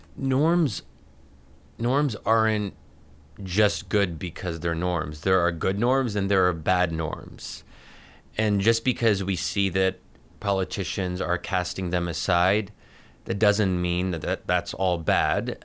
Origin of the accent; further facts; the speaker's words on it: United States; As an American Muslim